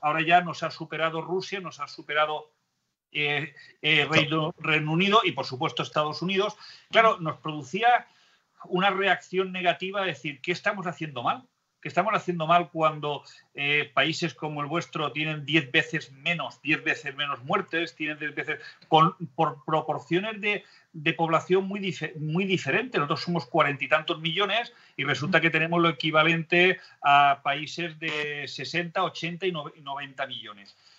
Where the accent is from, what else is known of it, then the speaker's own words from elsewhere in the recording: Spain; somos pocos los españoles